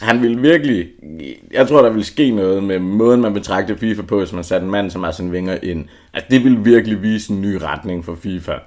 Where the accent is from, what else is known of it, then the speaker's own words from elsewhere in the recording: Southern Jutland, Southern Denmark, Denmark; jeg kommer fra Sønderjylland